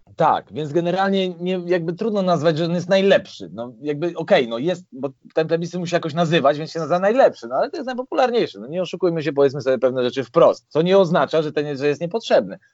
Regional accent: Warsaw, Masovian Voivodeship, Poland; ja pochodzę z Warszawy

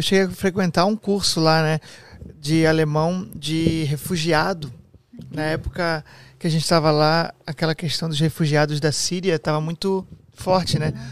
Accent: near Blumenau, Santa Catarina, Brazil; como eu sou do Sul, né, ali do lado de Blumenau também, é, a gente cresceu com muito amigo

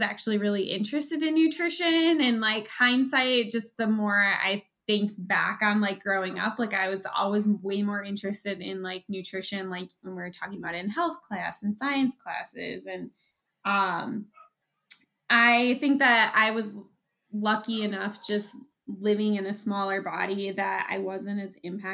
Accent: southern Wisconsin, United States; My husband and I are both from here. We both grew up here and our family's here

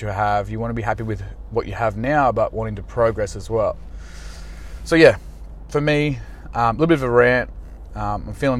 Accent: Australia; I'm just an Aussie guy

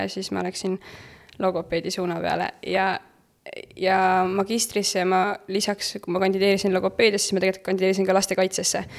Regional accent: Pärnu, Pärnu County, Estonia; ma olen Pärnust pärit

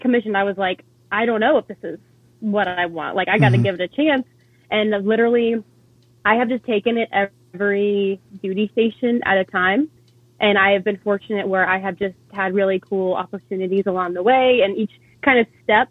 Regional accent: Benicia, California, United States; moved away as an adult; also born or lived in Annapolis, Maryland; now in San Diego, United States; I'm originally from the Bay Area, Northern California, born and raised in a little town called Benicia

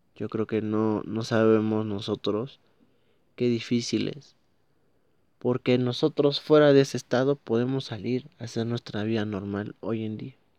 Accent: Mexico; Estoy hablando como mexicano. Estoy hablando como una persona que vive en este país

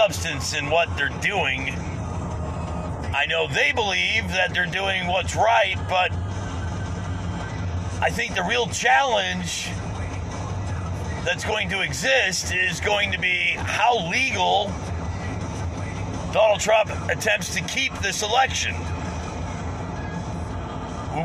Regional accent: United States; as an American

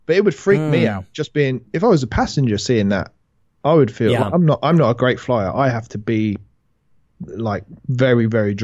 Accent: United Kingdom; mate, this is a bit overfamiliar. We're British.

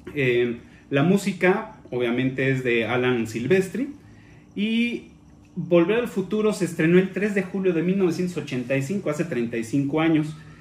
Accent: Mexico; aquí en México

